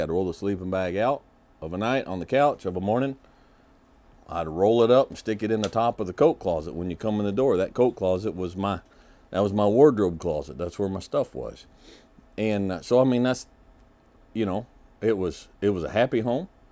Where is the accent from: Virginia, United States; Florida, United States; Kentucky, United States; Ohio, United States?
Kentucky, United States; I was born in Kentucky. Uh, as I mentioned before, both my parents are multi-generational Kentuckians